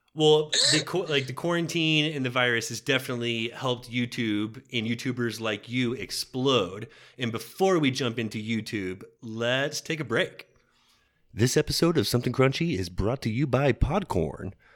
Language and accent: English; Texas, United States; we're from Texas